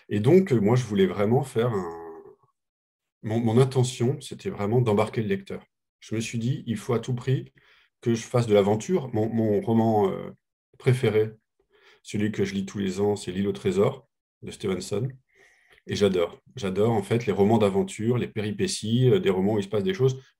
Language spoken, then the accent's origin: French; Coutances, Normandy, France; Moi, je viens de Coutances, donc je suis comme Rosalie, je viens plutôt de la campagne. Coutances, c'est une toute petite ville en Normandie.